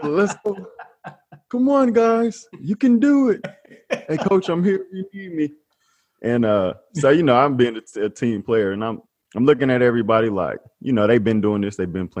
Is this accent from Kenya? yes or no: no; Sulzbach-Rosenberg, Bavaria, Germany; born there; So I was born in Sulzbach, Rosenberg, Germany.